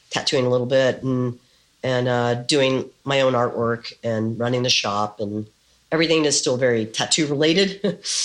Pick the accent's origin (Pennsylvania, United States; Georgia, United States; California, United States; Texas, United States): Texas, United States; San Antonio; moved away as an adult; also born or lived in San Francisco; now in New York City, United States; I was born in San Antonio, Texas